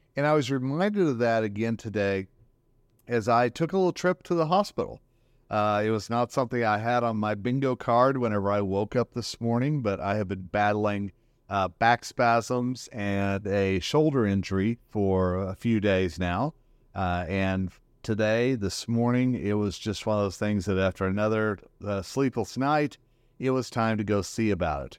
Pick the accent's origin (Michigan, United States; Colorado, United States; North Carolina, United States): Colorado, United States; Northern; here in my hometown, Northern Colorado